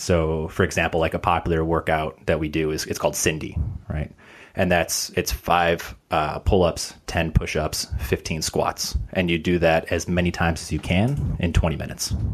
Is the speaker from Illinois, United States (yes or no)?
yes; Chicago, Illinois, United States; moved away as an adult; now in Los Angeles, United States; so I'm originally from Chicago, transplant over